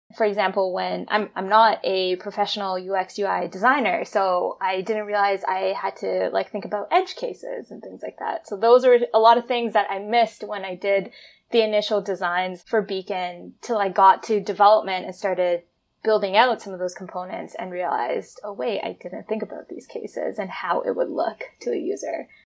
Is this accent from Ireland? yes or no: no; Toronto, Ontario, Canada; moved away as an adult; also born or lived in Vancouver / Alberta; now in Toronto, Canada; growing up in Toronto